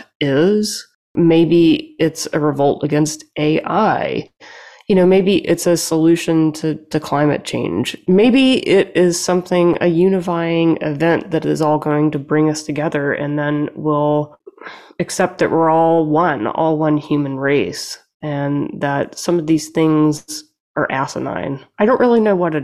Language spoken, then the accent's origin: English; Louisiana, United States; moved away; I'm from the South